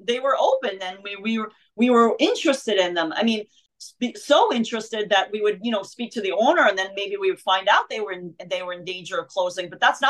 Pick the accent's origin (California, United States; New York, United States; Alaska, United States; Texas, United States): New York, United States; Bronx; Well, I mean, I was born in Harlem in Mount Sinai Hospital, but I grew up in the Bronx